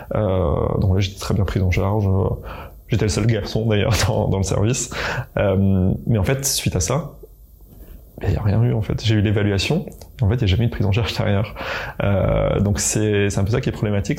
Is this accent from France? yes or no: yes; eastern France, France; je viens de, l'Est de la France